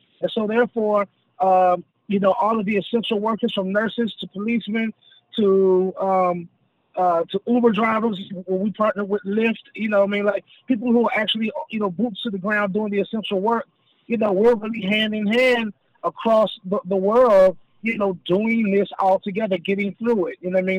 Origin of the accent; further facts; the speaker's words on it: the South, United States; just not too far up the road in Atlanta, Georgia. So, I'm most certainly a country boy at heart, and I'm definitely a Southerner overall and in general.